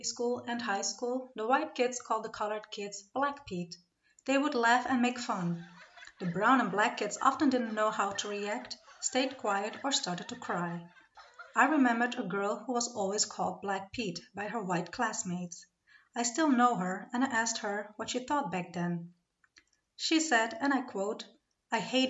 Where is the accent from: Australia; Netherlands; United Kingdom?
Netherlands; I come from the Netherlands